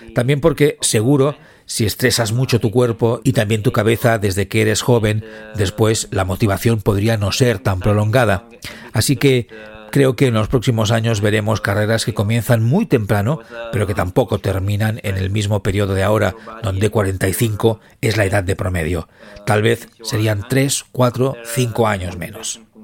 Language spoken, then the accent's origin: Spanish; Southern Italy, Italy; moved away as an adult; comenzamos casi al mismo tiempo nuestra carrera con el mismo perfil de corredor del sur de Italia y nos mudamos al norte de Italia para competir